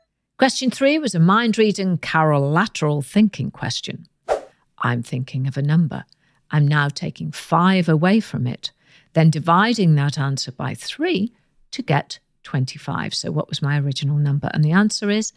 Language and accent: English; United Kingdom